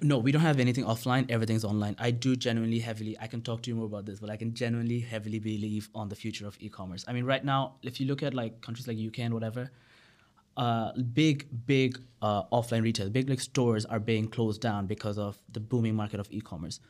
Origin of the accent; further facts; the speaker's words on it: Bangladesh; also born or lived in United Kingdom; I was from Bangladesh